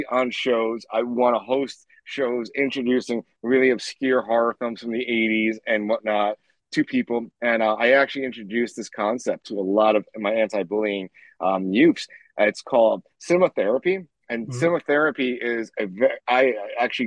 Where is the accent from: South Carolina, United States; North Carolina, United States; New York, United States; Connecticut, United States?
New York, United States; New York City; I'm from Queens, New York. I started growing up with a single mom